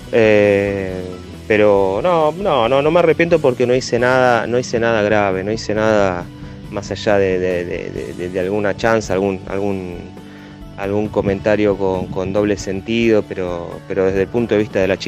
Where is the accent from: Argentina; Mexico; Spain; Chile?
Argentina; Lomas de Zamora, Buenos Aires Province; Amo al club, amo a los Andes, soy de Lomas de Zamora, crecí, mis primeras armas las hice allí.